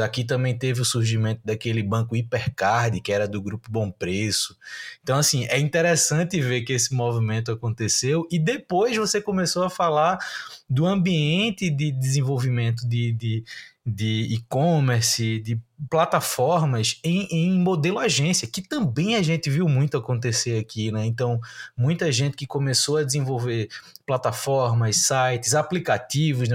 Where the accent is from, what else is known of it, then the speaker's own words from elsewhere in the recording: Recife, Pernambuco, Brazil; eu sou de Recife, estou em Recife